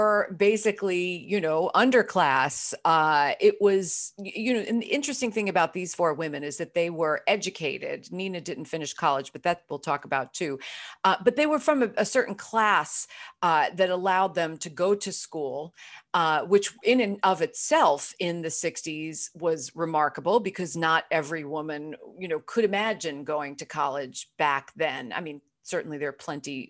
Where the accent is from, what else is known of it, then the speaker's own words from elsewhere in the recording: Brooklyn, New York, United States; moved away as an adult; now in Los Angeles, United States; I was growing up in Brooklyn, New York